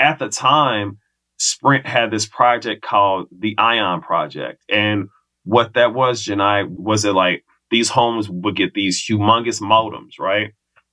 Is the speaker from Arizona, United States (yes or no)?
no; Kansas City, Missouri, United States; moved away as an adult; also born or lived in the western US; 3 years of coming back to KC from college, I was like, all right, you know what? I got to get up out of here. So that was my window to leave Kansas City